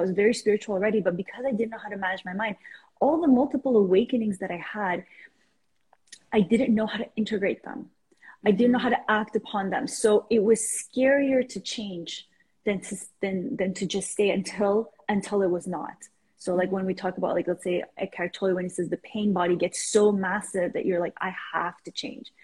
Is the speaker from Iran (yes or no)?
yes; Iran; now in Canada; I am originally from Iran, moved to Canada a couple of years ago, well, three decades ago actually.